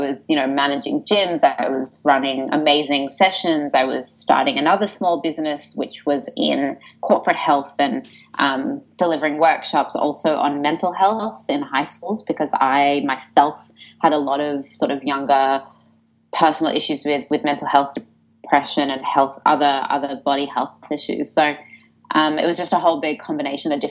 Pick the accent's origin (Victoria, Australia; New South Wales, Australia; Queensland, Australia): New South Wales, Australia; Sydney; I was born in Sydney. I was born in the beautiful suburb of Bondi Beach